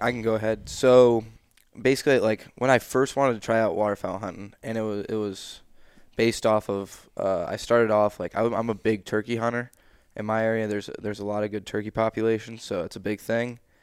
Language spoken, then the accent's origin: English; central New York, United States; forty-five minutes in the area of Coble Skill is where I grew up, the central New York